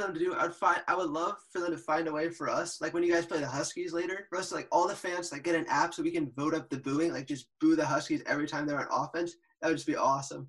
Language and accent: English; San Francisco, California, United States; I'm from San Francisco